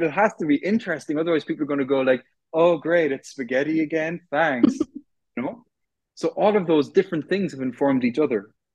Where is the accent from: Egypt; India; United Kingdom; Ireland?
Ireland; Cork, Munster; I'm from Cork, which is in the south of Ireland